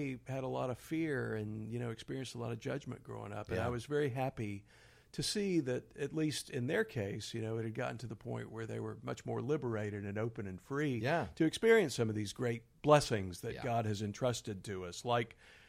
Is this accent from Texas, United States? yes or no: yes; Houston, Texas, United States; I grew up in Houston